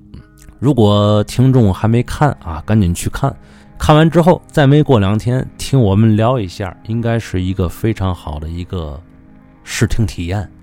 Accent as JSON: {"language": "Chinese", "region": "Tianjin", "country": "China", "said": "这就是处我们天津人的逆鳞了"}